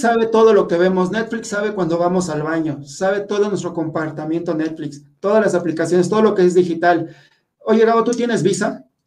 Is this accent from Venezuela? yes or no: no; Mexico; todos los mexicanos estamos todos miedosos